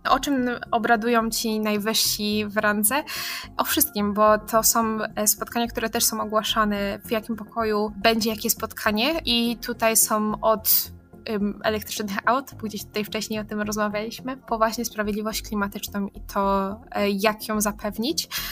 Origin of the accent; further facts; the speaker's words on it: Katowice, Silesian Voivodeship, Poland; jestem z Katowic